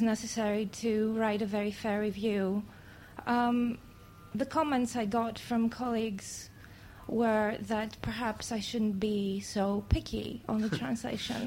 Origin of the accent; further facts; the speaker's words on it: Greece; first language Greek; English is a second language; moved away; my native language, I'm Greek